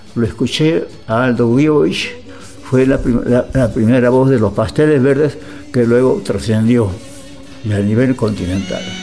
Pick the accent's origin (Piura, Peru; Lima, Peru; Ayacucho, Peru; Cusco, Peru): Lima, Peru; moved away as an adult; also born or lived in Buenos Aires, Argentina / Montevideo, Uruguay / Brazil; Yo salí de Perú en el año 51 a Buenos Aires a estudiar ingeniería